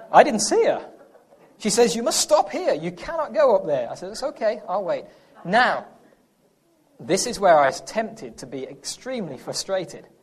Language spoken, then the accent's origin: English; England, United Kingdom; accent: English; now in United States; I'm from England